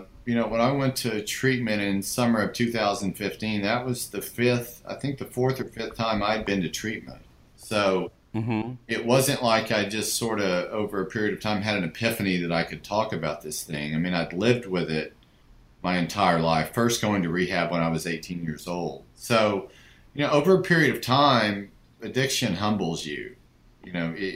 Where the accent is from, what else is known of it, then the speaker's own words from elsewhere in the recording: Hugo, Oklahoma, United States; I grew up in a small town in southeastern Oklahoma called Hugo, Oklahoma.